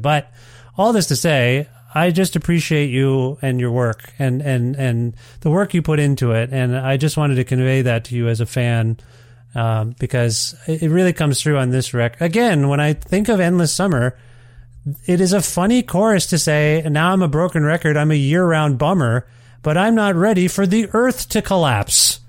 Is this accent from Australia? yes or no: no; Canada; I'm Canadian